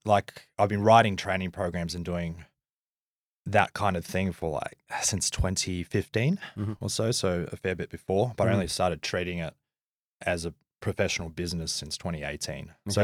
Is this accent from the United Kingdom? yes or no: no; Manly, New South Wales, Australia; born there; I was born in Manly too, where you're living now.